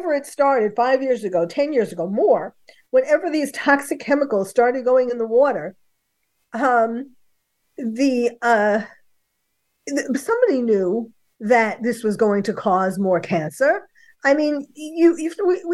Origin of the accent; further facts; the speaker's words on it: New York, United States; now in California, United States; I live in California now. I'm from New York.